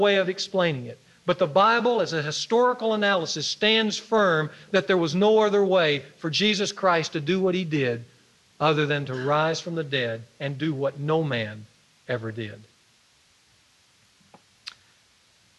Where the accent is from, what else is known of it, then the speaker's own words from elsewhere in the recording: Ruston, Louisiana, United States; moved away; he was a football star for my high school that I went to when I grew up in Ruston